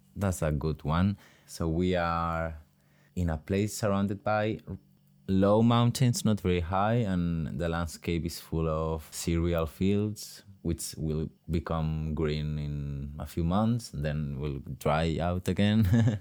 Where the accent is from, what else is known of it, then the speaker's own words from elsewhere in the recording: Cocentaina, Valencian Community, Spain; also born or lived in Navarre; I'm from Cocentaina, that it's a little town in the Valencian community, very near Alicante.